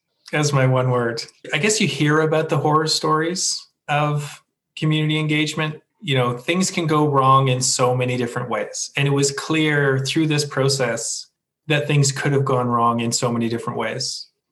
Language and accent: English; Canada; And, you know, as a Canadian, there's nothing better than walking your dog past the rink